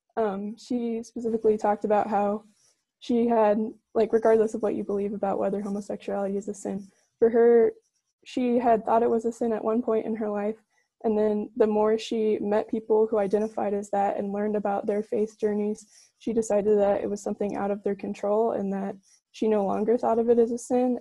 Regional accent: Newburgh, Indiana, United States; I'm from Newburgh, Indiana

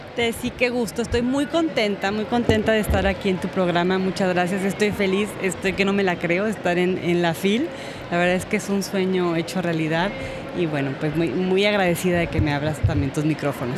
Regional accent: Guanajuato, Mexico; yo crecí en Guanajuato, eh, camino a la sierra, ya muy alto.

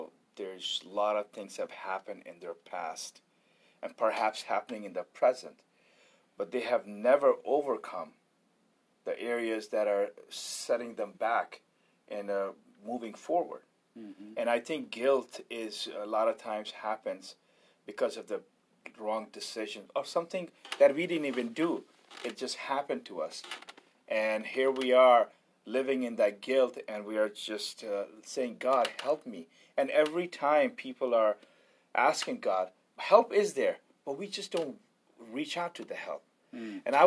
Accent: India; I'm Indian. We didn't have shoes.

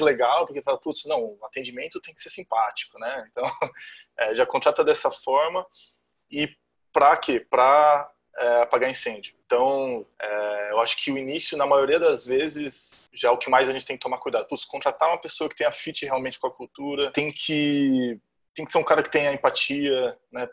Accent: Jundiaí, São Paulo, Brazil; accent: R puxado do interior de São Paulo; moved away; also born or lived in Florianópolis; nasci em Jundiaí, interior de São Paulo. Então vocês vão ver muito R aí puxado aqui.

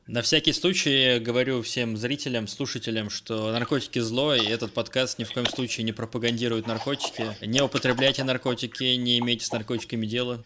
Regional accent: Russia; я из России

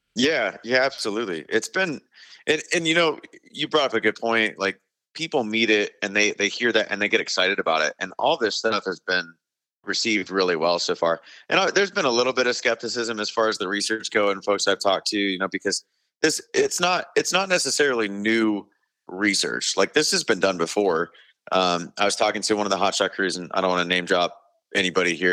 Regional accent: Arizona, United States; I'm from Arizona, So being from Arizona

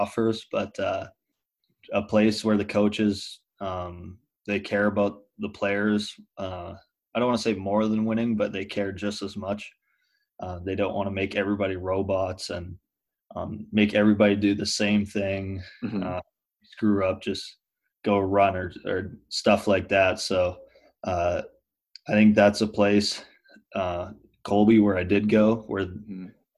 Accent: Muenster, Saskatchewan, Canada; It's Munster, and the province I'm from is Saskatchewan

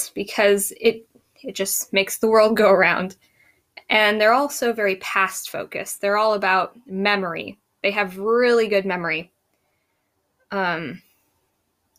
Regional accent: United States; I'm an American

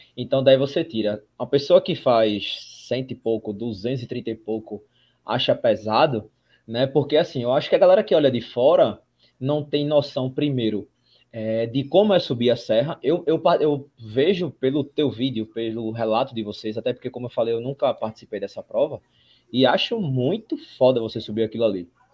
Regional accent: Recife, Pernambuco, Brazil; Nós somos de Recife, Pernambuco

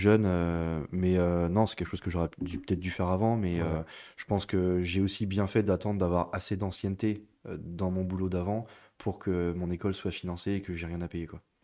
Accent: Niort, Nouvelle-Aquitaine, France; also born or lived in Bordeaux; je suis né à Niort, j'ai grandi à Niort

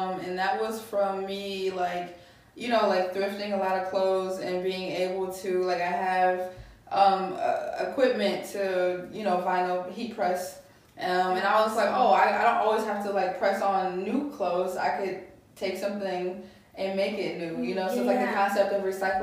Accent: Buchanan, Michigan, United States; also born or lived in Detroit; A small town in Michigan called Buchanan.

